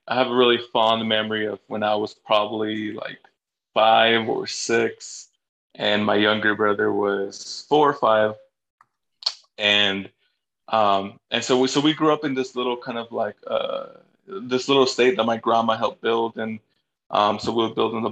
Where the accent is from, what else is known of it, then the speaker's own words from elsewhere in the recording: Los Angeles, California, United States; also born or lived in Bolivia; I grew up in Northeast LA, Highland Park